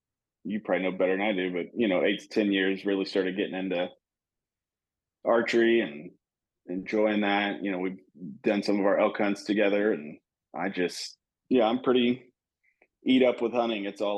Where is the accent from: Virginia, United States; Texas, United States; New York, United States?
Texas, United States; Born and raised in Texas. So new to all the Oklahoma stuff, but we have, we've been leasing land in Texas as long as I can remember.